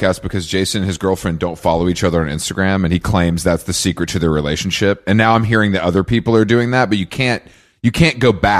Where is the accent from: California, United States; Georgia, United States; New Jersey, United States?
Georgia, United States; Atlanta; I'm from Atlanta, where that's our culture.